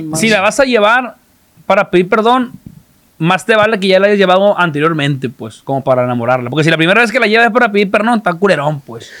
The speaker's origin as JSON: {"language": "Spanish", "town": "Culiacán", "region": "Sinaloa", "country": "Mexico", "said": "yo hablo desde de la ciudad, nosotros en Culiacán"}